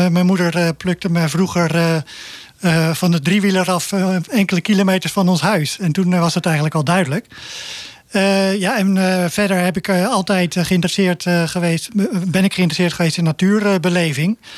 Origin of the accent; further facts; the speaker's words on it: Zoeterwoude, South Holland, Netherlands; also born or lived in Leiden; Ik ben geboren in Leien, ja. Ik ben opgegroeid in de polder van ja, Zoeterwoude.